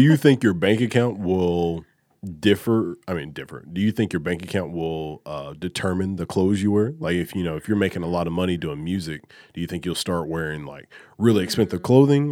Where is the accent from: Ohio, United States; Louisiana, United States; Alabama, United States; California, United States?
Alabama, United States; I'm from Alabama, a huge Alabama football fan